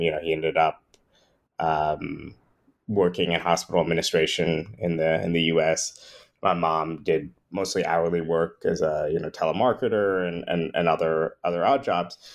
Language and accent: English; New York area, United States; I grew up in the New York area